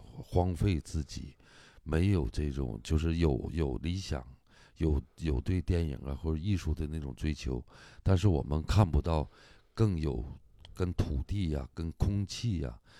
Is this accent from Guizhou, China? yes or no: no; Hulunbuir, Inner Mongolia, China; 我的老家胡伦贝尔